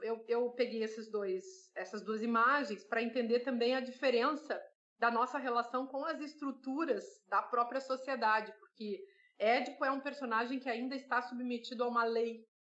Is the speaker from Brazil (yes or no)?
yes; South Region, Brazil; moved away; eu venho do Sul